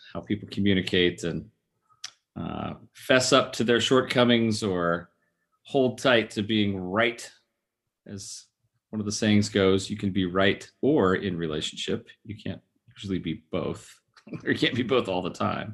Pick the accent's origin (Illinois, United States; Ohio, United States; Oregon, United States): Oregon, United States; moved away; I grew up in Oregon